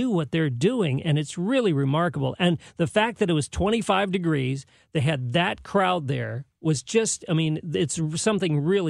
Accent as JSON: {"language": "English", "town": "San Jose", "region": "California", "country": "United States", "tie": "born or raised there", "moved": "yes", "lives_now": "St. Louis, United States"}